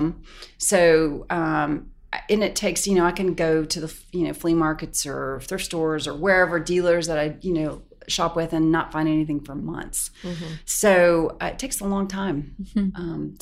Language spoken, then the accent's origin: English; Pickens, South Carolina, United States; moved away; I grew up in a tiny town in Pickens, South Carolina. On a farm